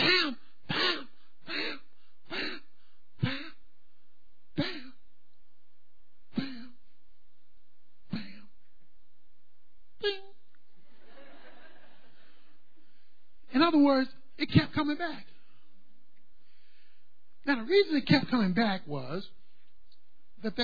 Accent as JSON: {"language": "English", "town": "Baltimore", "region": "Maryland", "country": "United States", "tie": "born or raised there", "said": "When I was a boy growing up in Baltimore, where I'm from"}